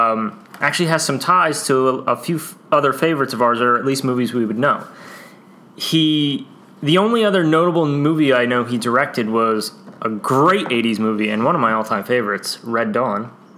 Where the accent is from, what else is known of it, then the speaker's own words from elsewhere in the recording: New Jersey, United States; we're from New Jersey.